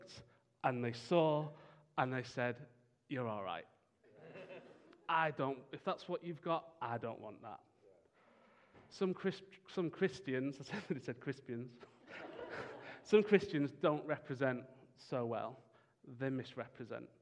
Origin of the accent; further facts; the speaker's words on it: United Kingdom; as British people